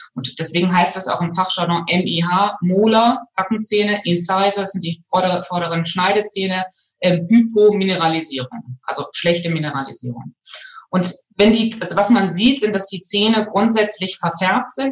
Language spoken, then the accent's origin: German; West Germany, Germany; in meiner Kindheit so in, in, in Westdeutschland